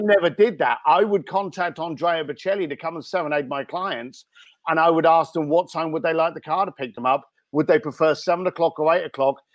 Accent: London, United Kingdom; also born or lived in Reading; now in Los Angeles, United States; I was actually born in Reading, uh, and then I did a lot of growing up in East London, Walthamstow, and Leyton Stowe.

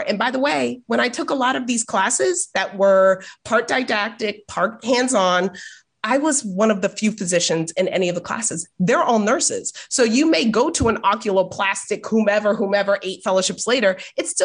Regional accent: Boston, Massachusetts, United States; now in San Diego, United States; I grew up in Boston

